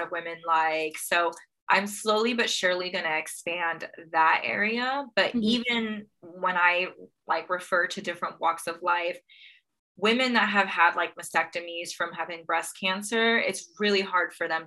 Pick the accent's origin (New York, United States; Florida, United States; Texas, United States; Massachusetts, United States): Texas, United States; I'm from Texas and Texas is pretty conservative